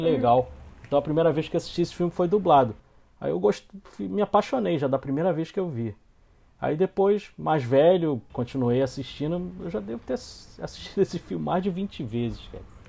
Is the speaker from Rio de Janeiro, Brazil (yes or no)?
yes; Rio de Janeiro, Brazil; Eu sou aqui do Rio de Janeiro